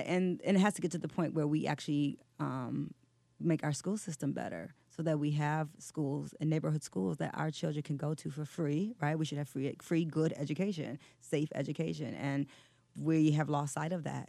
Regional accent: Detroit, Michigan, United States; moved away as an adult; also born or lived in New York; I grew up on the West Side

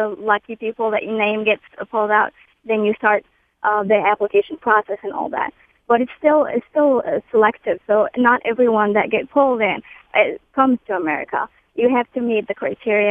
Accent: Morocco; moved away as an adult; now in United States; We are from Morocco

